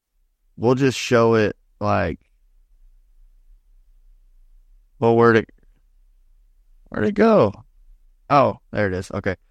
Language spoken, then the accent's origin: English; Indiana, United States; moved away; Like I came from Indiana normally, and Indiana was like, if anybody was outside walking or mowing the lawn and you drove by, it was you wave.